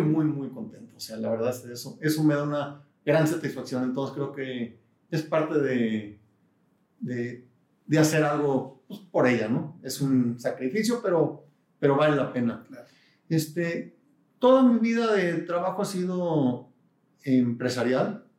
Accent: Guadalajara, Jalisco, Mexico; also born or lived in San Diego / Houston; yo nací en Guadalajara, 1962. Este año cumplo 60 años. Me siento joven. Eh, quiero mucho Guadalajara, creo que es una gran ciudad. Eh, toda mi vida he estado aquí

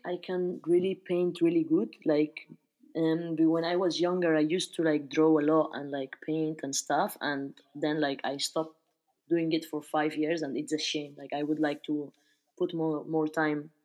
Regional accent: Barcelona, Catalonia, Spain; moved away as an adult; also born or lived in United Kingdom / Australia; now in France; I was born and raised in Spain, specifically in Barcelona

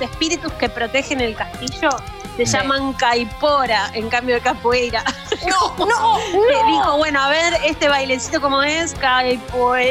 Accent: Argentina

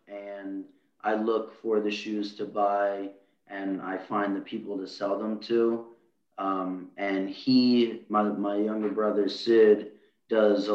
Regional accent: Harrisburg, Pennsylvania, United States; I'm from Harrisburg, Pennsylvania

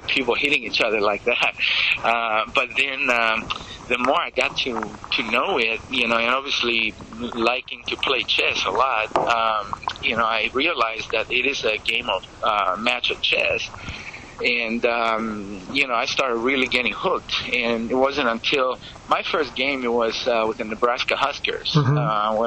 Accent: Greece; now in United States; growing up in Greece

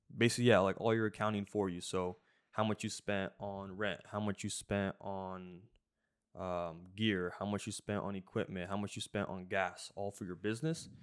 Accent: Washington, United States; moved away as an adult; also born or lived in Jacksonville, Florida; we grew up in Washington

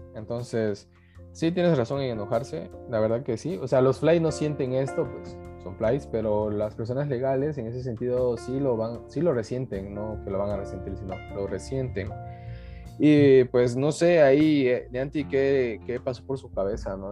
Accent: Mexico; somos de tercer mundo, o sea, somos mexicanos

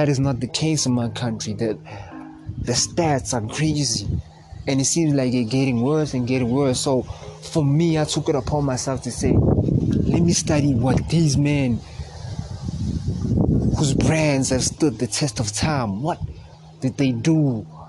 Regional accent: South Africa; I'm from South Africa

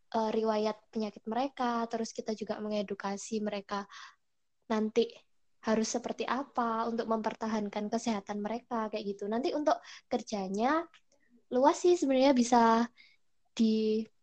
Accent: Java, Indonesia; accent: medok (Javanese); aku sendiri orang Jawa asli yang kalau ngomong Indonesia banget tuh pasti masih kedengeran medok

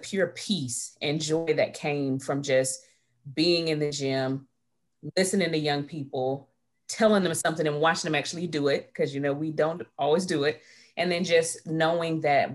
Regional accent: Midway, Florida, United States; moved away as an adult; also born or lived in Salisbury, North Carolina; I'm actually from a little small city right outside of Tallahassee, Midway, Florida

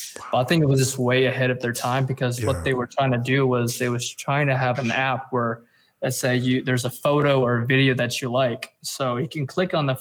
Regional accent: Oakland, California, United States; growing up in Oakland

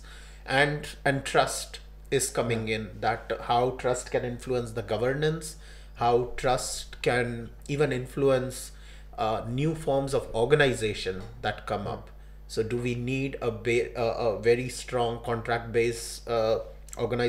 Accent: India; India, I was born there and I grew up there

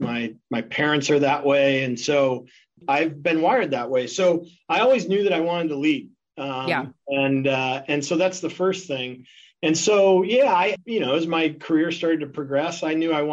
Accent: Ireland; now in Seattle, United States; I'm an Irishman

